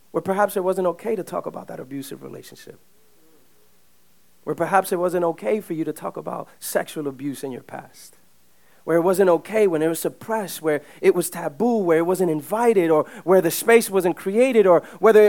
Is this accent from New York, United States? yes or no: yes; New York City, New York, United States; My parents are both immigrants from the Dominican Republic. They came in the late 70s. I grew up in Uptown